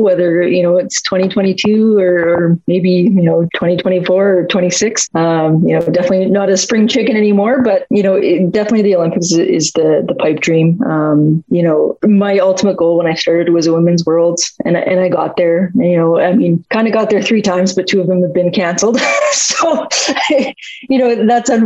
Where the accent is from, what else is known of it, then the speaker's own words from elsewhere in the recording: Grande Cache, Alberta, Canada; now in Alberta, Canada; I'm pretty proud to say that I'm from Grand Cache